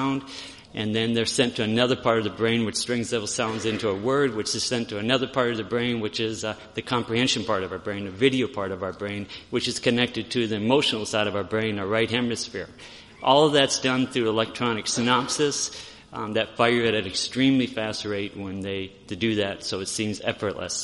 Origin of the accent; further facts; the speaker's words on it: Aberdeen, South Dakota, United States; We're from Aberdeen